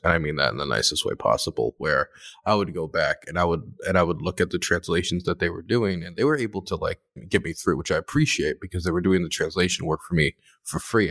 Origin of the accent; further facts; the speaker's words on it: Maryland, United States; now in Ukraine; I am from Maryland